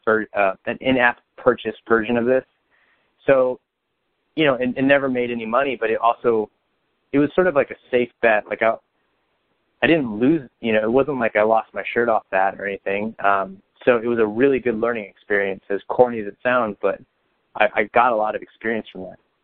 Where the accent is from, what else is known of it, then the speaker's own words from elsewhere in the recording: Bakersfield, California, United States; growing up in Bakersfield, I mean, while it is a city and people have the wrong perception of it